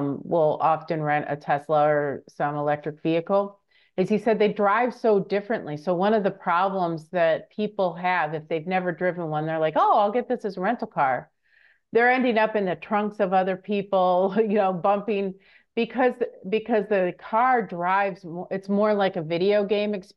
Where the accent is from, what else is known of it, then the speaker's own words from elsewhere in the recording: Michigan, United States; moved away; I'm from Michigan originally